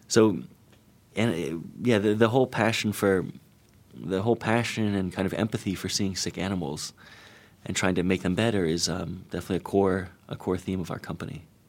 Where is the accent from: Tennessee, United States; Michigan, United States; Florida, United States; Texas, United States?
Florida, United States; I'm from Florida